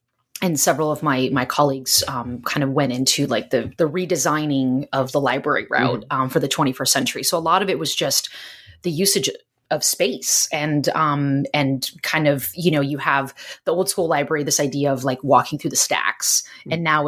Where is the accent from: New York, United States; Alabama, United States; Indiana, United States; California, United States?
California, United States; I'm originally from Southern California, but most recently I was living there and I was actually working.